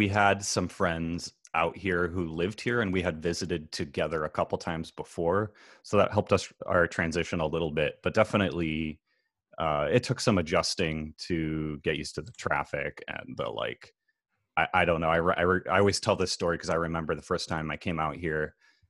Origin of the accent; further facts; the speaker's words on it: Fairfield, Iowa, United States; moved away as an adult; now in Los Angeles, United States; It's called Fairfield, Iowa. It's southeast Iowa, about an hour south of University of Iowa, Iowa City.